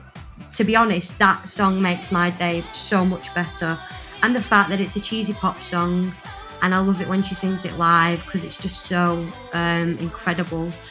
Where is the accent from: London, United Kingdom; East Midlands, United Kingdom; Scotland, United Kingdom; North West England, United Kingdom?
North West England, United Kingdom; Blackpool; I sing uh, metalcore cleans, and I'm from Blackpool.